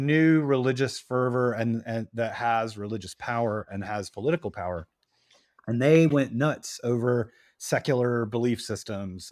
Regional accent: Atlanta, Georgia, United States; now in New York, United States; I was raised in Atlanta

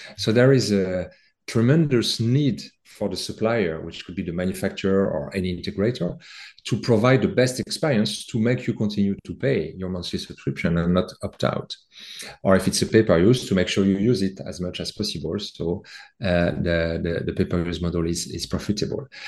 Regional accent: France; accent: French; As you can hear in my accent, I have a French background

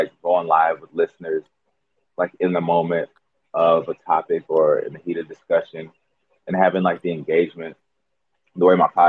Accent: Chicago, Illinois, United States; now in Minnesota, United States; I'm originally from Illinois, from Chicago

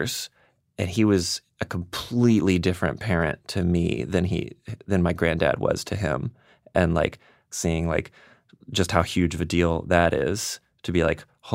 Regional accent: the South, United States; And I'm from the South. Like, right. I'm like a third or fourth generation redneck.

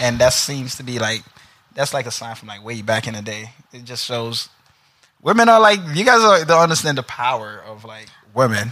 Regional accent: New York City, New York, United States; now in New Jersey, United States; Originally from Brooklyn, but live in Jersey now.

